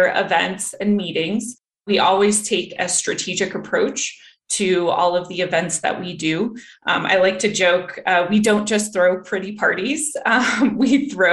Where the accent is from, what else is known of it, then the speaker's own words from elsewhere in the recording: Denver, Colorado, United States; moved away as an adult; also born or lived in Texas; I was born and raised here in Denver.